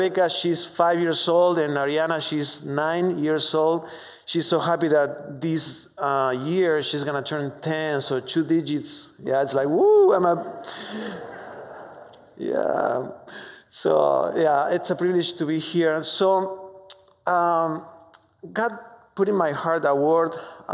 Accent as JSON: {"language": "English", "country": "Argentina", "second_language": "English", "moved": "as an adult", "lives_now": "United States", "said": "I am from Argentina, so excuse my strong accent"}